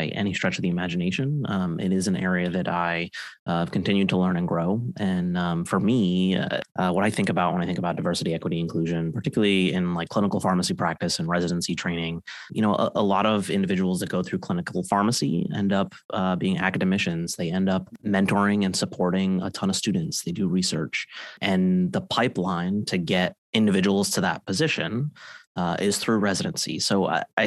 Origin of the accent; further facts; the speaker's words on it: Connecticut, United States; moved away as an adult; now in Boston, United States; I'm from the Connecticut area, moved to Boston to do my training